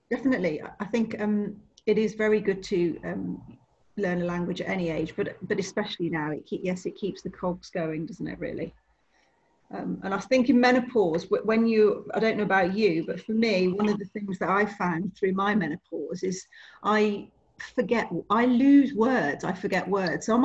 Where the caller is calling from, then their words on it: Leamington Spa, West Midlands, United Kingdom; I'm in Leamington Spa in Warwickshire um, at the moment.